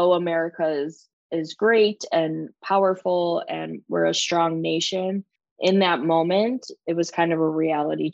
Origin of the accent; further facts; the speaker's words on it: Milwaukee, Wisconsin, United States; moved away; I'm originally from the Milwaukee area. So up in Wisconsin, just over the border.